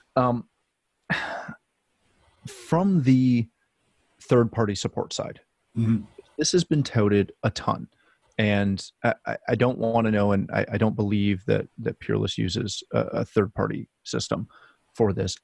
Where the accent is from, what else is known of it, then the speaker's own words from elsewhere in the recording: Canada; myself being a Canadian guy